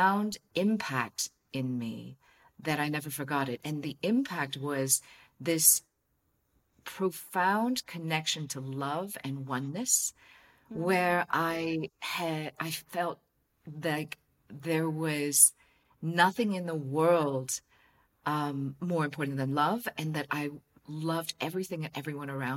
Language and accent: English; Hong Kong; I'm from Hong Kong